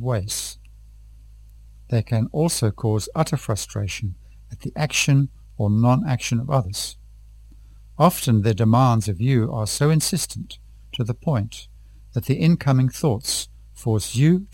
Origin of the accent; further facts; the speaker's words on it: Tanzania; from Tanzania.